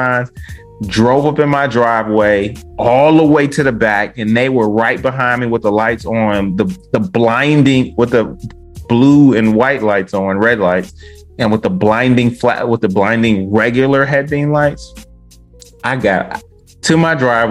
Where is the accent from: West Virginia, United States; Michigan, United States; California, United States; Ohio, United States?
Michigan, United States; Westland; Me growing up in Detroit, I lived in the suburbial area of Detroit called Westland